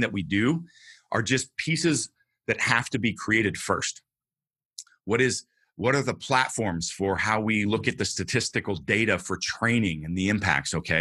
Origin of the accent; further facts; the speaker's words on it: Northern California, United States; I grew up homeless in Northern California, in the mountains, in the wilderness